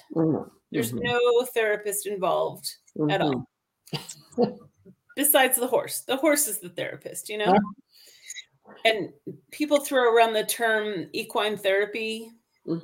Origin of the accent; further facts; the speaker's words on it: Cape Cod, Massachusetts, United States; moved away as an adult; now in Albuquerque, United States; I grew up on Cape Cod in Massachusetts